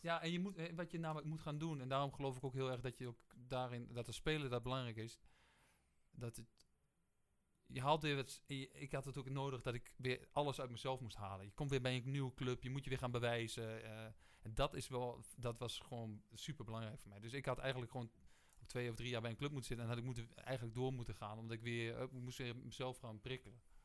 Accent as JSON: {"language": "Dutch", "town": "Geesteren", "region": "Overijssel", "country": "Netherlands", "moved": "yes", "said": "Dus ik kom gewoon uit Geesteren en eigenlijk kom een beetje uit... Eh, gewoon het, het, boerendorp"}